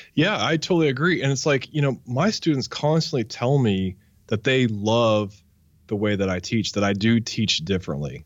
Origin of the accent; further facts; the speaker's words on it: Wichita, Kansas, United States; I grew up in Wichita, Kansas